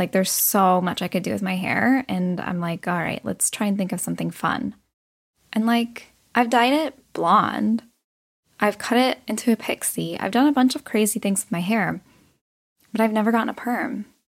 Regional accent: United States; growing up in America

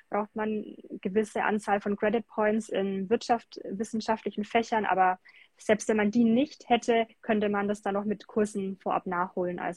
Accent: Bamberg, Bavaria, Germany; weil ich ähm, sehr Basketball verrückt bin

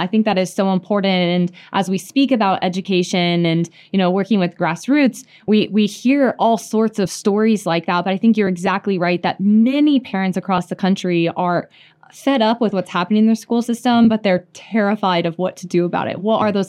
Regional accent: Iowa, United States; I grew up in Iowa, and I also am a product of school choice. My parents, we were in rural Iowa.

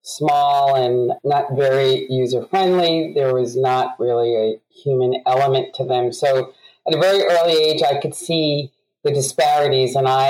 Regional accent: New York, United States; I, as a youth growing up in New York, recognized the disparity

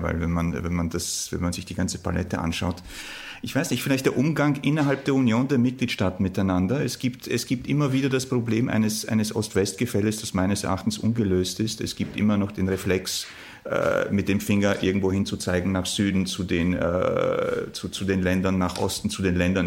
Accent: Warsaw, Masovian Voivodeship, Poland; moved away; ich komme ja ursprünglich aus Warschau

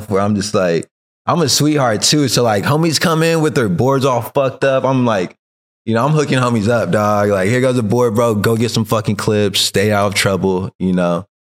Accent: California, United States; now in Long Beach, United States; I grew up in Tashby, so Palmdale was like the closest city

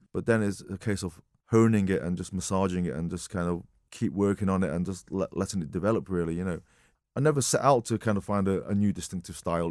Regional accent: Marple, North West England, United Kingdom; also born or lived in Wythenshawe / Altrincham; Born in Withenshaw Hospital. I kinda grew up in Altrincham, in the Chippy. Uh, lived there for seven years in Altrincham, and then my folks moved to Marple.

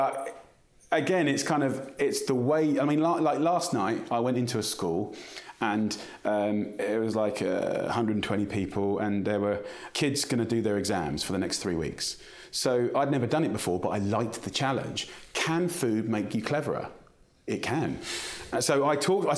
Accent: United Kingdom; to be British is driven by our food. Our national dish is chicken tikka masala and fish and chips

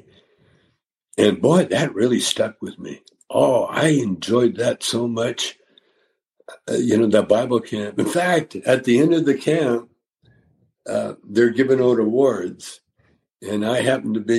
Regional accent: Calgary, Alberta, Canada; growing up in Calgary

